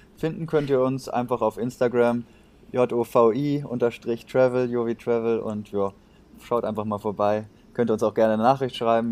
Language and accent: German; Germany; wir Deutsche